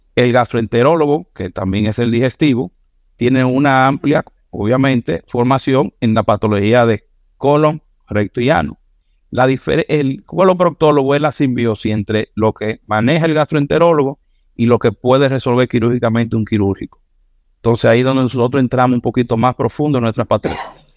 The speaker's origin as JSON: {"language": "Spanish", "town": "Santiago de los Caballeros", "region": "Santiago", "country": "Dominican Republic", "tie": "born or raised there", "said": "yo soy santiaguero, nací aquí en Santiago, por ahí por los 80."}